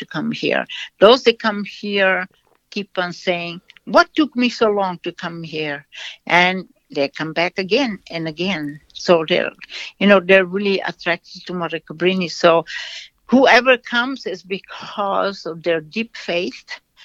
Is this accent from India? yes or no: no; Brazil; moved away; I am from Brazil.